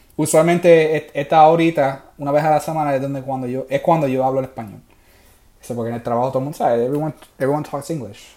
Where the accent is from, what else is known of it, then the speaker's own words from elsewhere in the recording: Puerto Rico; moved away; yo soy puertorriqueño